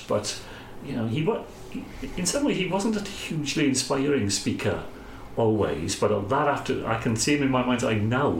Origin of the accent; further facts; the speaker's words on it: Carmarthen, Wales, United Kingdom; I'm from Carmarthen originally